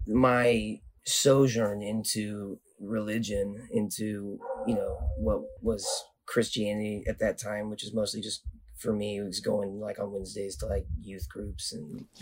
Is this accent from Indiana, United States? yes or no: no; Nevada, United States; I was born in Reno, Nevada, and I grew up in the Sierra Nevada mountains.